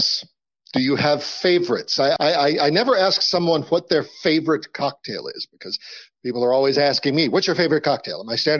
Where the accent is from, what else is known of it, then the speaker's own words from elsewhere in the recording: New Orleans, Louisiana, United States; And of course, I grew up in New Orleans, so this resonates this resonates with me deeply.